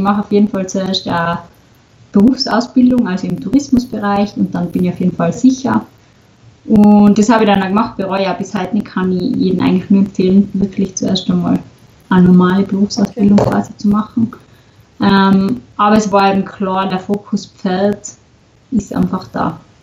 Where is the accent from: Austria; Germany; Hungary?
Austria; Stubai Valley, Tyrol; komme aus Tirol, aus dem schönen Stubaital.